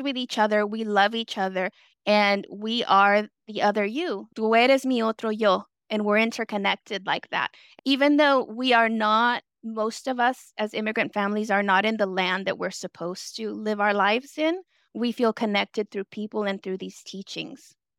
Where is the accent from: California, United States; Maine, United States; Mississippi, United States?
California, United States; San Francisco; also born or lived in El Salvador / Ingleside, San Francisco; raised in the Mission District. I was a child immigrant